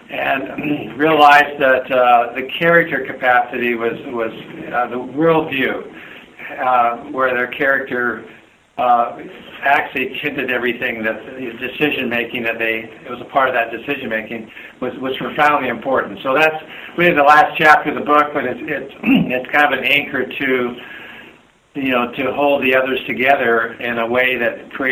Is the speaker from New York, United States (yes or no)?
no; Southern California, United States; also born or lived in Canada; I grew up in Southern California. I was an immigrant. I'm a Scots Canadian that immigrated when I was 10.